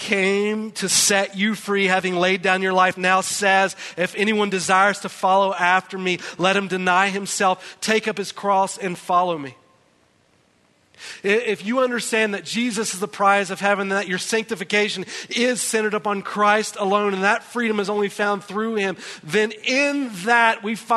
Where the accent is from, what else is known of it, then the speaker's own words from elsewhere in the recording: United States; as American citizens